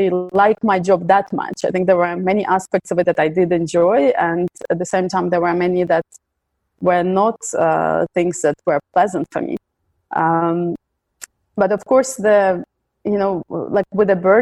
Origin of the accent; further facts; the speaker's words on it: Ukraine; now in Belgium; I come originally from Ukraine. I live in Belgium.